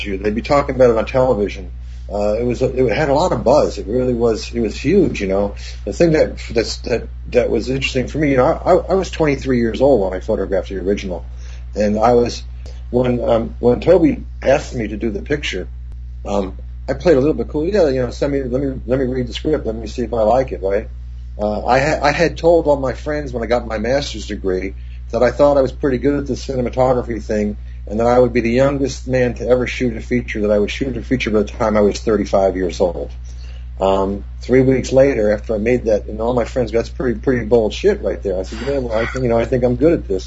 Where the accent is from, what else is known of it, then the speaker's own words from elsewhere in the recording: New Jersey, United States; also born or lived in Manhattan, New York; I grew up in New Jersey